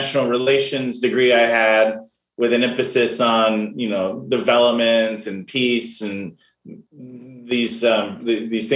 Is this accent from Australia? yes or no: no; Dayton, Ohio, United States; moved away as an adult; also born or lived in California / Chicago, Illinois / Portland; I was born in the Dayton, Ohio area. And so grew up in Ohio and in California